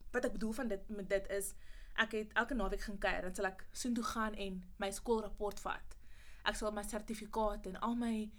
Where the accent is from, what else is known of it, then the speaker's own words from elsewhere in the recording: Pretoria, Gauteng, South Africa; moved away as an adult; also born or lived in Mamelodi / Potchefstroom; Ek kom oorspronkelijk van Pretoria af